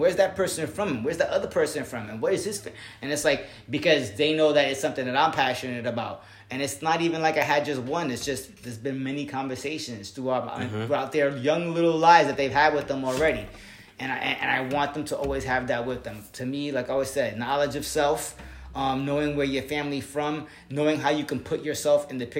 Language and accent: English; Puerto Rico; I am Latino. I am from Puerto Rico. My family came from there.